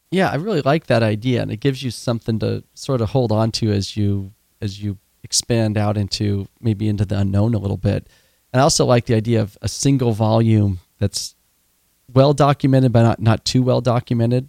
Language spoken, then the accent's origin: English; Oregon, United States; I grew up in Oregon